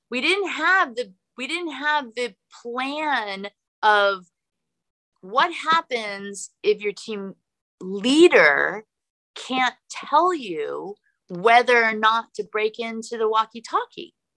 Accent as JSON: {"language": "English", "region": "California", "country": "United States", "tie": "born or raised there", "also_born_or_lived": "Los Angeles, California", "moved": "as an adult", "lives_now": "Austin, United States", "said": "I grew up skiing in Tahoe"}